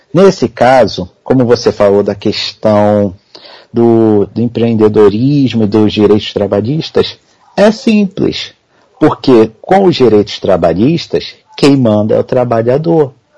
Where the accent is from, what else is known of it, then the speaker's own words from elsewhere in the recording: Nova Iguaçu, Rio de Janeiro, Brazil; eu sou de Nova Iguaçu, Rio de Janeiro, Baixada Fluminense, para quem conhece, praticamente capital da Baixada